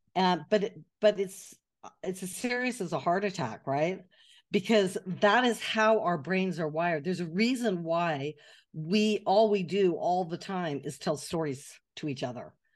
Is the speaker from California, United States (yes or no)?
yes; Atherton, California, United States; moved away as an adult; also born or lived in Glendale, California / Montecito, California; now in Paris, France; I grew up in California, which is now the, the part of California which is now known as Silicon Valley